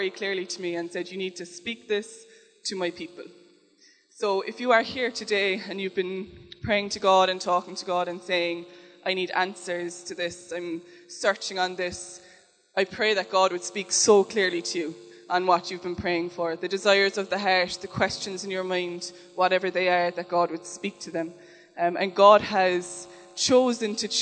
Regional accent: Cork, Munster, Ireland; I'm from Cork

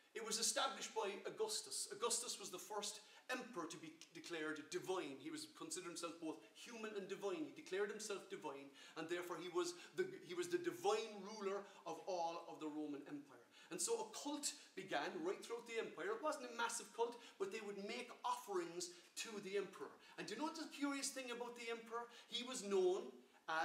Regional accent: Ireland; I'm an Irish citizen, my citizenship or my freedom to live as a citizen of the Republic of Ireland

